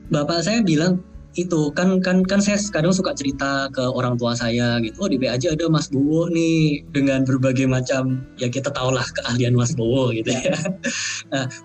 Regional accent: Java, Indonesia; Maksudnya saya orang Indonesia yang memiliki budaya saya besarnya di Jawa pula ya culture saya tuh Jawanya lebih lebih dominan daripada Tionghoanya gitu

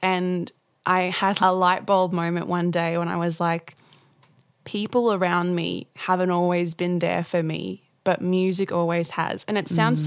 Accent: Gladstone, Queensland, Australia; I come from Gladstone in central Queensland

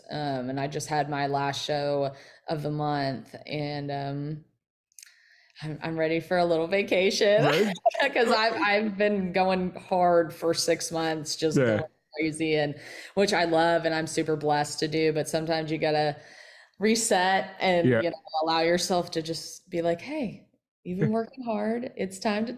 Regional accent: Kentucky, United States; hitting all of Kentucky, my home state, my new home, Tennessee.

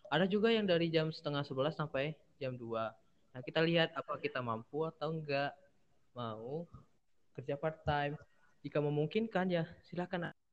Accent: Bengkulu, Indonesia; now in Yogyakarta, Indonesia; Hmm, aku anak rantau dari Bengkulu, Mas.

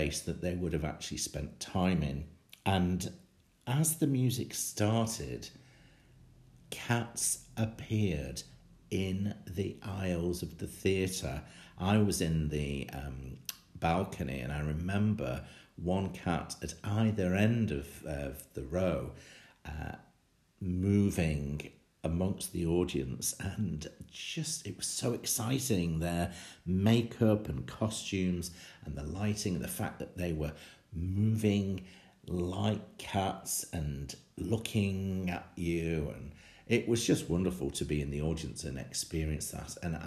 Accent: Sale, North West England, United Kingdom; right here in my hometown

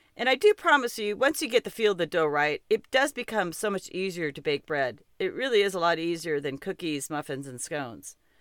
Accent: Montana, United States; I'm from Montana

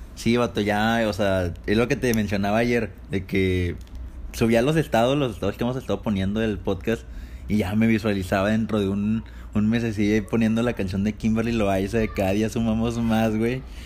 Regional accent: Torreón, Coahuila, Mexico; nosotros somos de Torreón, Coahuila, del norte de este bello país

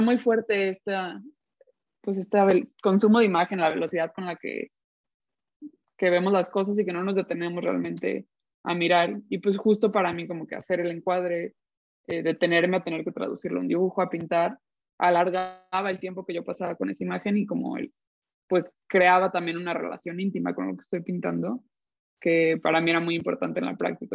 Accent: Guadalajara, Jalisco, Mexico; moved away as an adult; also born or lived in United States; yo de Guadalajara

